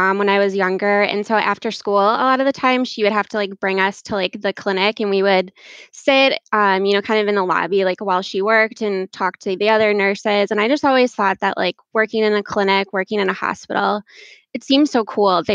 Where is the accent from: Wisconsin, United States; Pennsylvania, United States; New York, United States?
Wisconsin, United States; Brookfield; I grew up in a suburb of Milwaukee, Brookfield